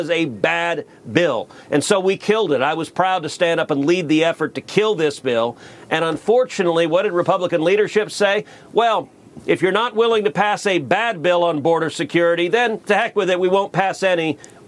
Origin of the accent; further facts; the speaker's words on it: Texas, United States; my home state of Texas